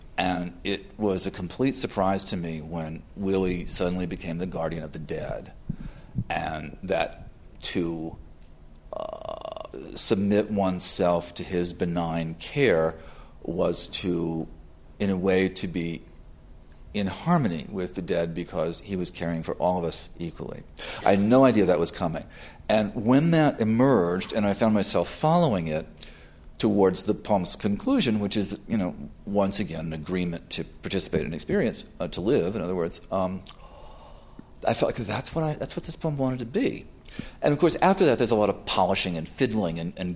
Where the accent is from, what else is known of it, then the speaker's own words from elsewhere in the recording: New York, United States; I'm a New Yorker.